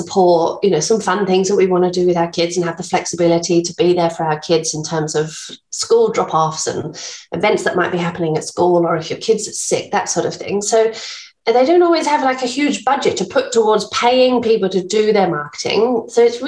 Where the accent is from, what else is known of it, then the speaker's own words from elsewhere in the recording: England, United Kingdom; accent: English; moved away as an adult; now in Bunbury, Australia; I'm English, as you can probably tell from my accent, been here for 16 years now